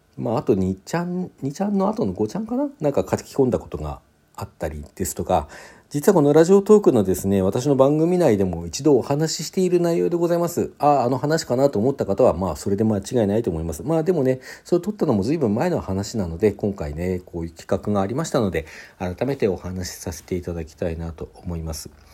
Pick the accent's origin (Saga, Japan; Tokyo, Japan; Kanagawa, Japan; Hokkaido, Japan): Hokkaido, Japan; Sapporo; also born or lived in Hakodate; 当時私ですね、札幌に住んでおりまして、ただ生まれは函館だったんですね。生まれは函館で小学校3年生まで函館にいて、えー、4年生から札幌にこう転校してね札幌で過ごしていた